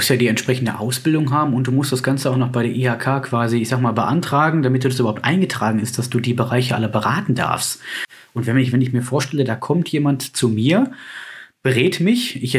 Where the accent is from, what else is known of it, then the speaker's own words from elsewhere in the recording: North Rhine-Westphalia, Germany; Bei uns in NRW ist ja das mit dem Schnee, naja, da schneiden drei Flocken und schon bricht ein Chaos aus.